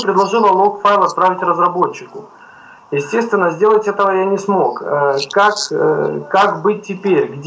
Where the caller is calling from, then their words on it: Kyiv, Ukraine; я из Киева.